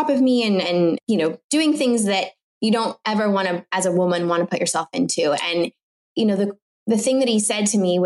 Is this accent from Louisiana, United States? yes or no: no; Orange County, California, United States; first language French; I was born and raised in Orange County